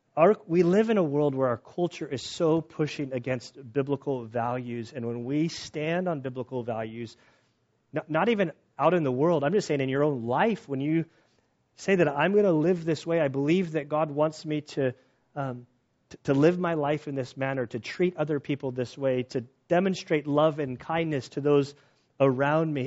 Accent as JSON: {"language": "English", "country": "United States", "said": "being an American"}